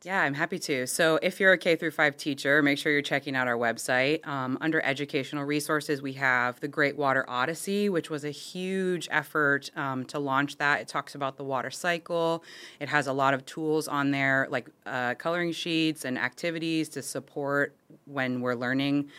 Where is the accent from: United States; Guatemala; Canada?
United States; Florida; I'm born and raised in Florida, actually within the boundaries of the district